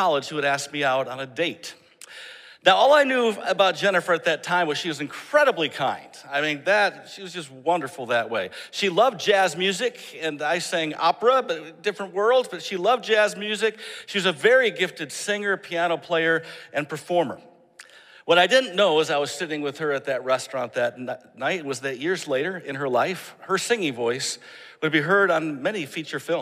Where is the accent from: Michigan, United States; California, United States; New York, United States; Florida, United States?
Michigan, United States; moved away; I'm from Michigan. We tend to like snow